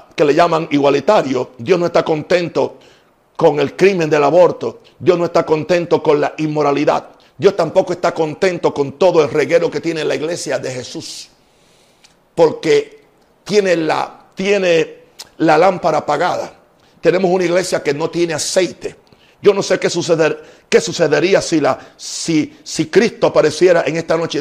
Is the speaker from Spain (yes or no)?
no; United States; now in Panama; soy americano